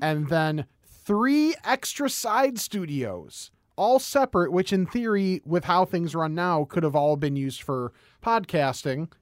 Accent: West Chicago, Illinois, United States; I grew up in West Chicago

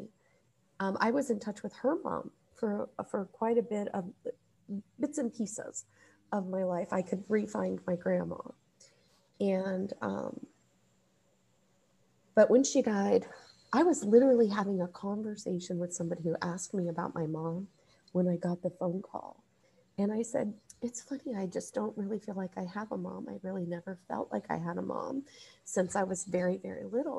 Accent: Ohio, United States; I was born in Ohio

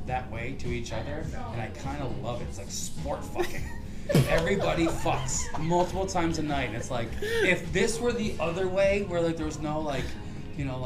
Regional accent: North Central Massachusetts, United States; now in New York, United States; I'm from North Central Mass, which is like, I'm from like a farm town in the middle of nowhere.

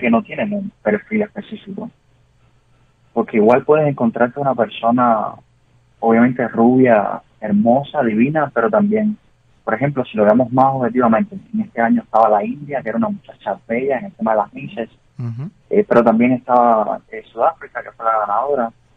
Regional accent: Cuba; moved away as an adult; now in United States; Cuba para mí es, primero que todo, es sangre, es crianza, es obviamente tu raíz

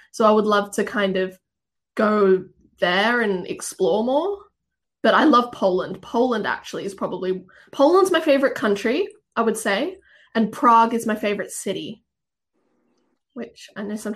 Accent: Australia; accent: Australian; So my accent isn't 100% Australian. So, if, so yeah, if anyone from Australia listens, they'll be like, this isn't a real Australian accent.

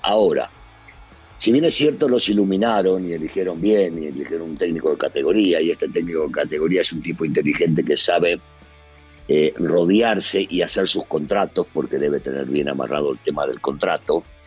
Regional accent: Argentina; now in Mexico; como decimos en mi país

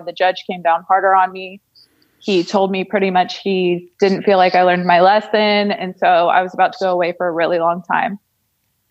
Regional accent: Colleyville, Texas, United States; moved away as an adult; also born or lived in Shelby, Ohio / Irvine, California / Stillwater, Oklahoma; I was raised in a upper middle class family in Colleyville, Texas.

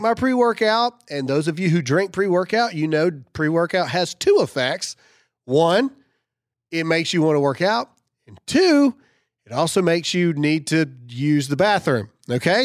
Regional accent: Mississippi, United States; I'm from Mississippi

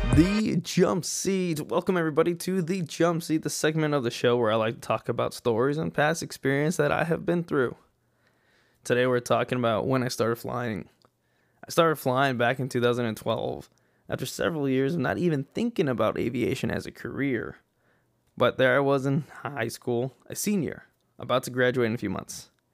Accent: El Paso, Texas, United States; moved away as an adult; I was born in El Paso, Texas, West Texas, okay? And out there, I was born and raised

